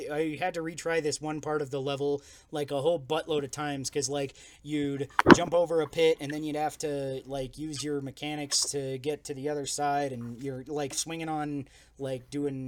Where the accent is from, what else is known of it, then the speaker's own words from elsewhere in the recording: Colorado, United States; we're from Colorado